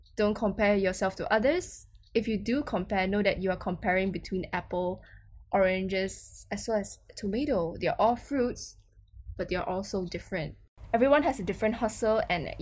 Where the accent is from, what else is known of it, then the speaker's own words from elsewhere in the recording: Malaysia; my home country